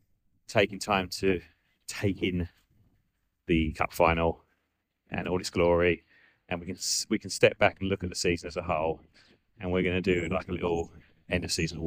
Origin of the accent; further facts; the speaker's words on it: near Maldon, Essex, East of England, United Kingdom; We're currently in Maldon, Essex, which is near where I'm from